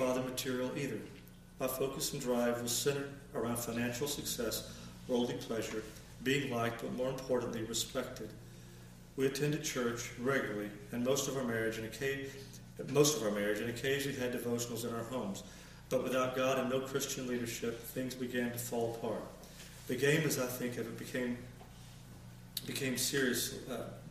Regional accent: Huntsville, Alabama, United States; I grew up in the Huntsville, Alabama area

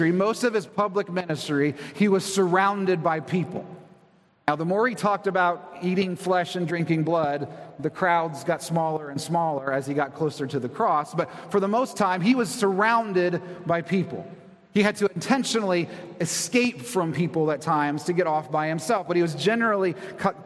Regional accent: Convoy, Ohio, United States; also born or lived in Toledo, Ohio; I come from a very tiny town, Convoy, Ohio, maybe 1,000 people

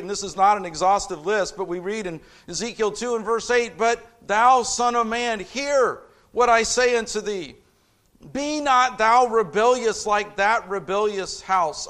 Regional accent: Indianapolis, Indiana, United States; moved away; I'm a city kid. I grew up in Indianapolis

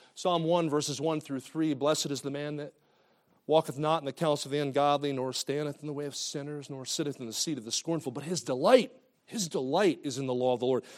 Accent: New Jersey, United States; moved away as an adult; now in Kansas City, United States; I grew up in New Jersey

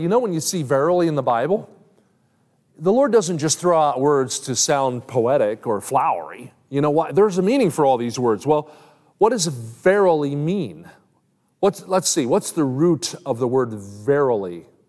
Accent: New Jersey, United States; I grew up in South Jersey.

